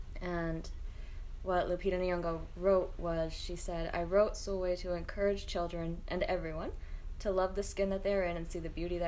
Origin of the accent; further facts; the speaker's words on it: Connecticut, United States; moved away as an adult; also born or lived in Boston; I'm originally from Connecticut, and I grew up in Connecticut, closer to the New York border than I did to the Massachusetts border.